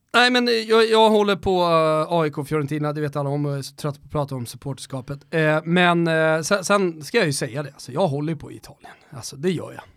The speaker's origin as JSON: {"language": "Swedish", "town": "Rönninge", "region": "Stockholm County", "country": "Sweden", "also_born_or_lived": "Florence / Lund"}